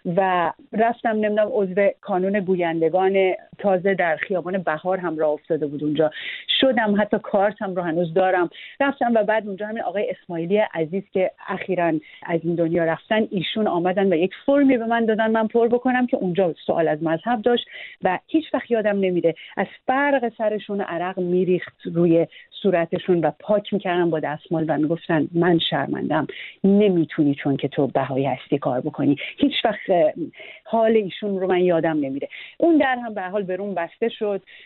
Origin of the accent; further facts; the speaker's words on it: Iran; moved away as an adult; also born or lived in United States; من دو سال در کودکیم به دلیل اینکه پدرم داشت دوره عالی ارتش میدید در امریکا خیلی بچه که بودم ما در امریکا زندگی میکردیم بعد برگشتیم ایران